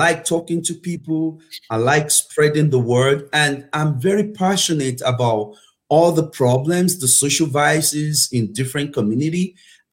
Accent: Nigeria; moved away as an adult; also born or lived in United Kingdom; now in Oklahoma, United States; I was born in Nigeria, and I had my elementary school in Nigeria, and I had my high school in Nigeria as well

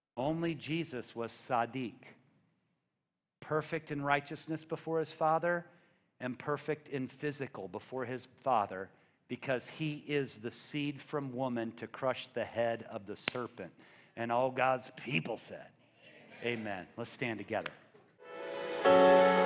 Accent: Missouri, United States; I'm from the Midwest. I'm from Missouri.

